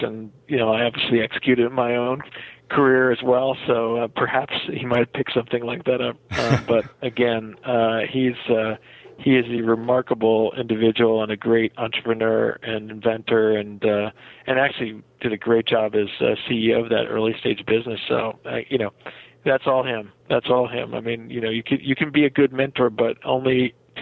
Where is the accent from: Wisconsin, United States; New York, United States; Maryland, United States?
New York, United States; Rockland County; moved away as an adult; also born or lived in Massachusetts / Connecticut; I spent most of my youth in the upper, sort of outside the city in the Rockland County area before I went off to college